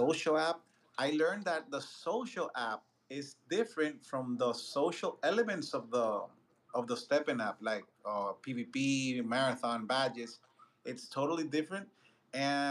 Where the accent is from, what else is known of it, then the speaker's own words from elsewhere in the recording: Dominican Republic; I'm Latin too. I'm from Dominican Republic